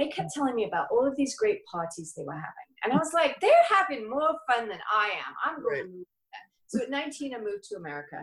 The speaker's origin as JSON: {"language": "English", "region": "England", "country": "United Kingdom", "moved": "as an adult", "lives_now": "La Quinta, United States", "said": "I'm from England. I've been here since I was 19 and I just turned 50 last year."}